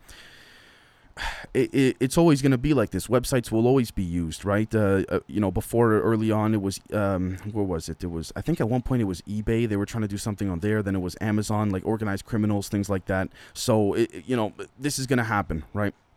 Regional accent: Canada; being Canadian

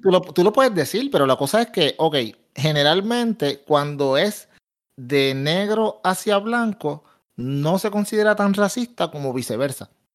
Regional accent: Puerto Rico; soy puertorriqueño, pero dentro de los puertorriqueños soy de los más oscuros

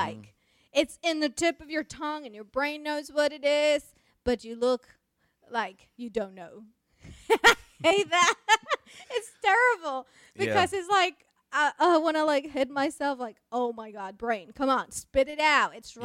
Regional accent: Mexico; first language Spanish; English is a second language; moved away as an adult; also born or lived in United States; I am originally from Mexico. Born and raised, and I moved to the United States to go to school

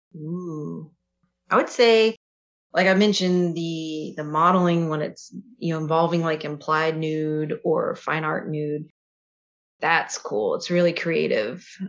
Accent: Kings Mountain, North Carolina, United States; moved away as an adult; now in Fairfield, United States; So I lived in North Carolina and the specifically what I'm referring to is when we lived in Kings Mountain.

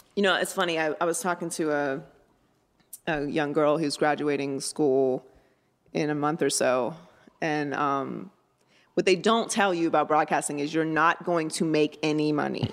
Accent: Pittsburgh, Pennsylvania, United States; I grew up in Pittsburgh, Pennsylvania.

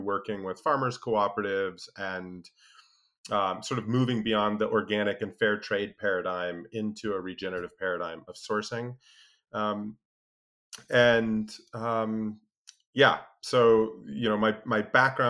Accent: Alaska, United States; I grew up in Alaska, spent a lot of time outdoors

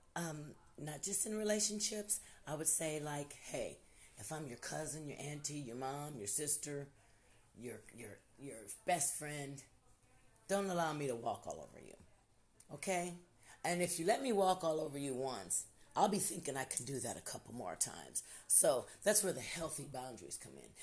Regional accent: Ohio, United States; now in Louisville, United States; I'm originally from Ohio

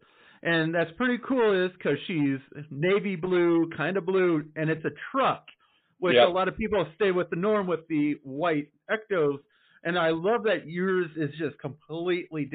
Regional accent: Midwest, United States; we're all from the Midwest

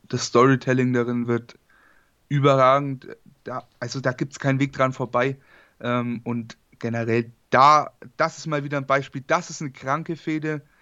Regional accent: Bavaria, Germany; ich komme aus Bayern

